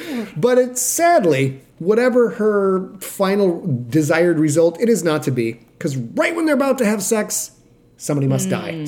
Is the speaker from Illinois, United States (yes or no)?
no; Sheboygan, Wisconsin, United States; moved away; in Sheboygan, where I grew up